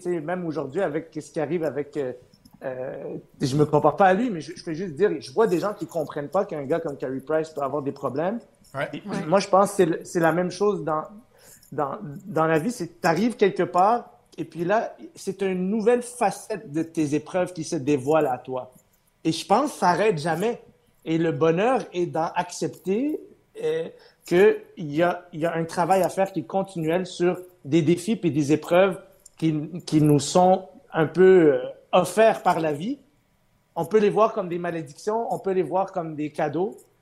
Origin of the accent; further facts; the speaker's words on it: Montreal, Quebec, Canada; French is a second language; je suis arrivé à Ville-Saint-Laurent à l'âge de 8 ans